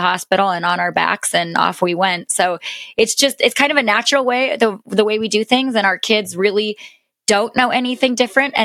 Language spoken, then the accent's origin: English; the mountains of the West, United States; I was born and raised in the mountains of the West